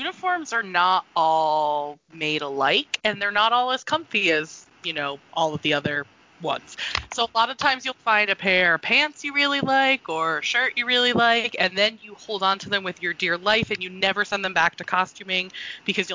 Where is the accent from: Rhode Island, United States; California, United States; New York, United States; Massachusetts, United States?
Rhode Island, United States; also born or lived in Florida; now in Las Vegas, United States; I'm from Rhode Island, so it's cold where I come from.